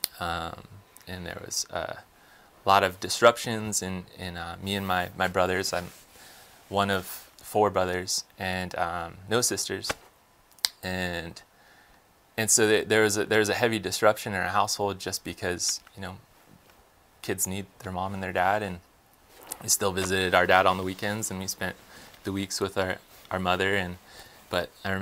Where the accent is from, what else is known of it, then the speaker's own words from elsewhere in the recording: outside of Los Angeles, California, United States; moved away as an adult; now in Texas, United States; I was raised in California, and my mother and my father, and in a place outside of Los Angeles